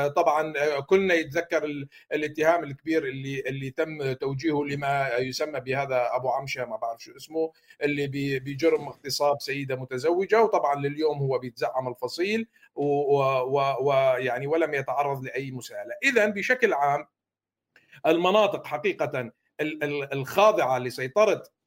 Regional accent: Syria; moved away; علينا كسوريين

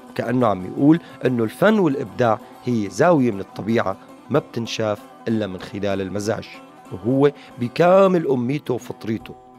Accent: Syria; نحن أه كسوريين

